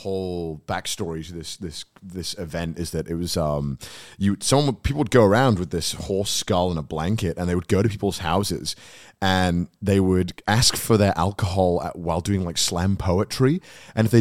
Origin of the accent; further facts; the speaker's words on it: Wales, United Kingdom; moved away as an adult; now in London, United Kingdom; from Wales.